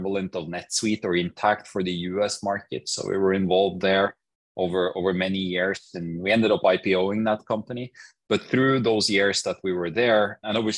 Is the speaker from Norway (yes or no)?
yes; Norway; I grew up in Norway.